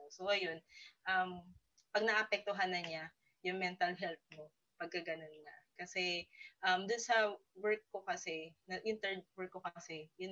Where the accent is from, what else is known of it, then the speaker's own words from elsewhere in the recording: Rizal, Calabarzon, Philippines; taga-Rizal ako, no? Taga-Rizal.